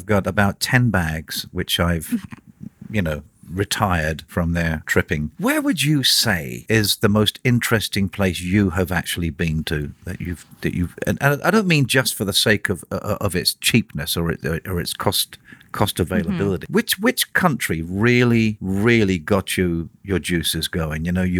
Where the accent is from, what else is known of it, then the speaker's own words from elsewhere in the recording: Portsmouth, South East England, United Kingdom; born there; I was born in England, in a place called Portsmouth, which is in a borough called Hampshire.